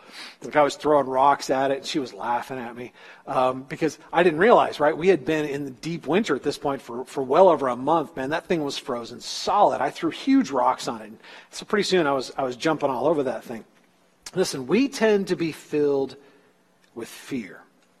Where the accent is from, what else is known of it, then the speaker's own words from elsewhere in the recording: California, United States; moved away as an adult; My first winter in Iowa, I'm talking way back in the 80s after I moved from California and I went to college in Iowa, it was my first deep winter.